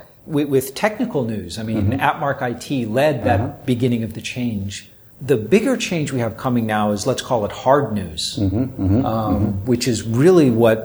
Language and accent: English; United States; now in Japan; as an American